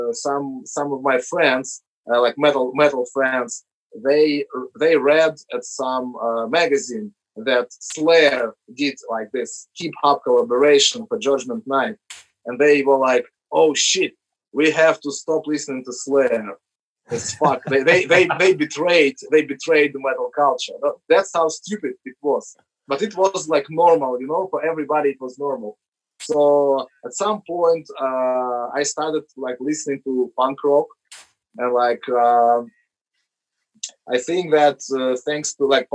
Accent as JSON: {"language": "English", "region": "Moscow", "country": "Russia", "tie": "born or raised there", "said": "when we were growing up in Moscow in the 90s"}